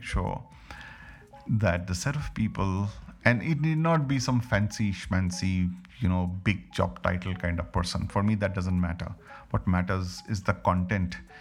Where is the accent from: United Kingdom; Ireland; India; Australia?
India; as an Indian